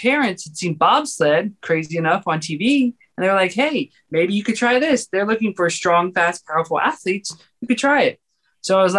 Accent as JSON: {"language": "English", "region": "Georgia", "country": "United States", "tie": "born or raised there", "also_born_or_lived": "California", "said": "I was born in California and then raised in Georgia"}